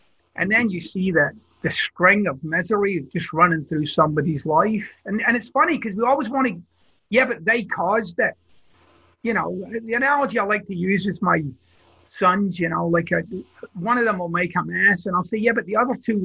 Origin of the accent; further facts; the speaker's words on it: Glasgow, Scotland, United Kingdom; I'm from Glasgow, Scotland, so it's a very earthy place